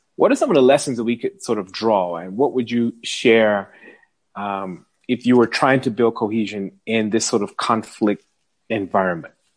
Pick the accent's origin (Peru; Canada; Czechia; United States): United States; moved away as an adult; now in South Africa; an American living in South Africa